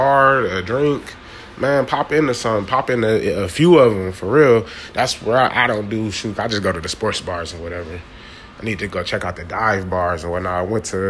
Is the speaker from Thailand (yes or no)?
no; Ohio, United States; also born or lived in San Francisco Bay Area; now in San Francisco, United States; I'm living here in the Bay Area from Ohio originally.